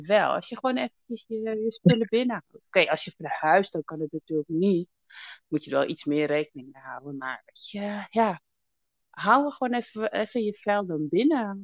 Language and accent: Dutch; Amsterdam, North Holland, Netherlands; Zo in West geboren